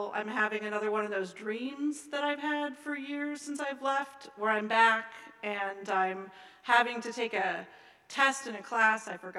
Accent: Seattle, Washington, United States; my hometown of Seattle

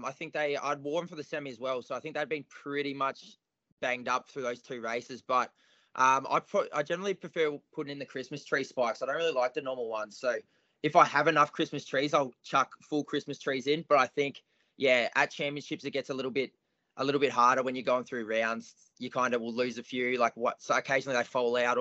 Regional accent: King Island, Tasmania, Australia; now in Melbourne, Australia; all my mates I grew up with on King Island

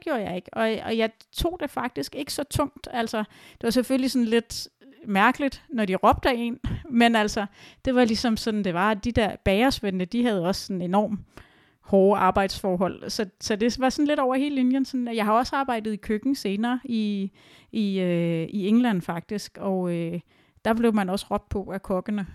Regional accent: Denmark

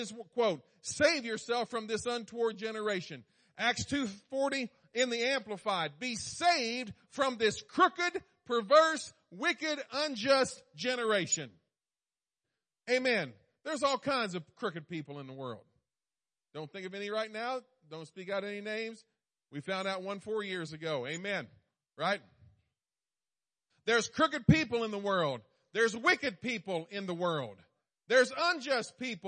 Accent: East Coast, United States; I was born on the East Coast

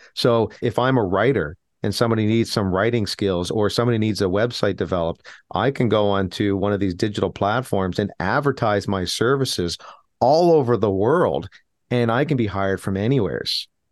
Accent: Canada; as Canadian citizens

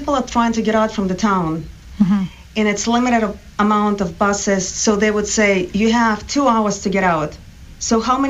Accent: Sumy Oblast, Ukraine; English is a second language; moved away as an adult; also born or lived in Turkmenistan; now in Duxbury, United States; I used came from the state that is called Sumy. We call it oblast, not state.

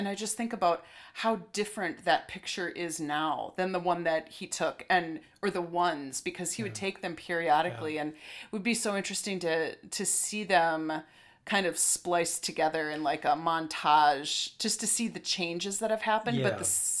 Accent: Stillwater, Minnesota, United States; growing up in Stillwater and being back here now

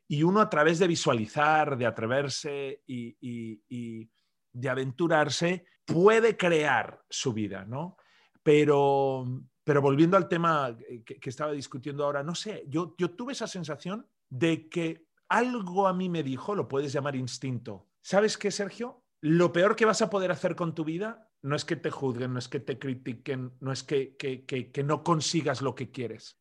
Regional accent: Zaragoza, Aragon, Spain; also born or lived in Madrid; yo nací en Madrid por accidente, crecí en Zaragoza, una ciudad pequeña al noreste que está entre Madrid y Barcelona

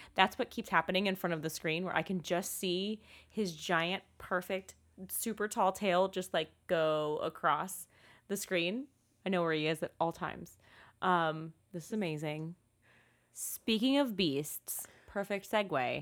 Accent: United States; as an American

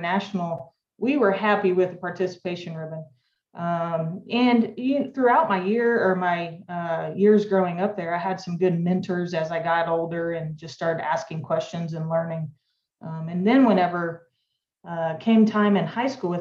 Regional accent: Southern Indiana, United States; moved away as an adult; also born or lived in Stillwater, Oklahoma; I grew up in Southern Indiana

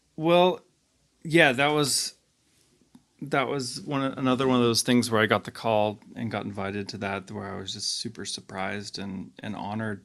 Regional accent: Juneau, Alaska, United States; I'm from Juneau, Alaska

